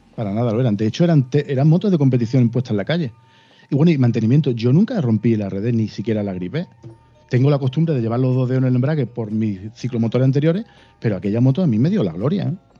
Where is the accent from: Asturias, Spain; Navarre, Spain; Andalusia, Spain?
Andalusia, Spain; Málaga; Yo nací en Málaga. Me he criado en Málaga eh, y aquí me quedo